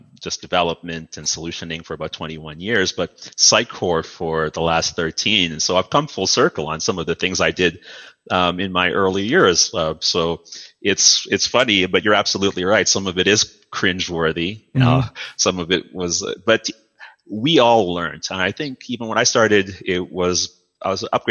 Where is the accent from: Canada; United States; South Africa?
Canada; Toronto, Ontario; also born or lived in Dominica / Mississauga / Oakville; culturally, I'm mostly from Mississauga and Oakville and suburban Canada and Toronto. You know, I'm a Toronto boy